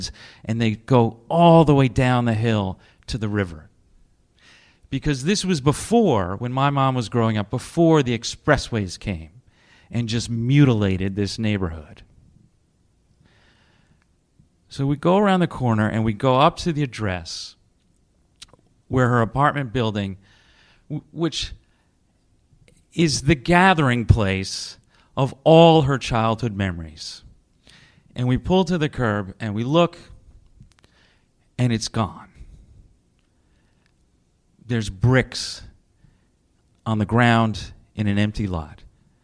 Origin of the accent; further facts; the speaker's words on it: Westchester County, New York, United States; I am from Westchester County, where the men wear golf slacks and the little dogs wear capes